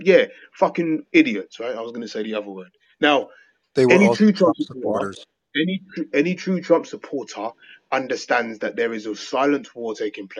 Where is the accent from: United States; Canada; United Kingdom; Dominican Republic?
United Kingdom; England; I'm not American, I'm English